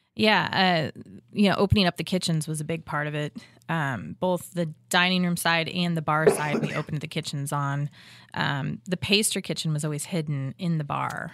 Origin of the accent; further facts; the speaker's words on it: Illinois, United States; now in Kansas City, United States; my mom's from Ohio, um, and I'm originally from Illinois